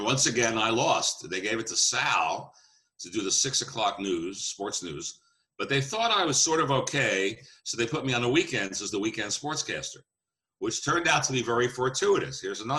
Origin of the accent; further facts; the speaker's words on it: New York, United States; I was from New York.